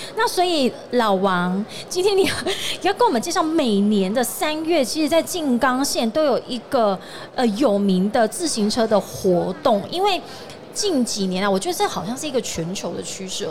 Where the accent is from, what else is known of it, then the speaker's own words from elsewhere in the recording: Taiwan; 我们台湾人